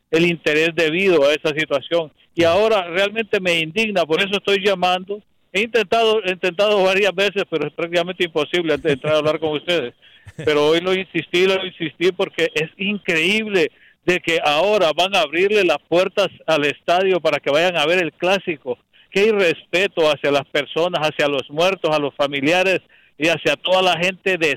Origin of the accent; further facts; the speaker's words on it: Honduras; moved away; yo soy hondureño